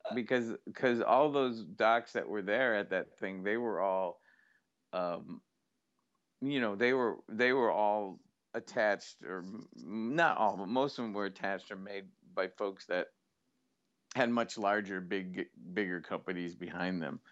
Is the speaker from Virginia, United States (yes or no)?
no; Syracuse, New York, United States; my hometown of Syracuse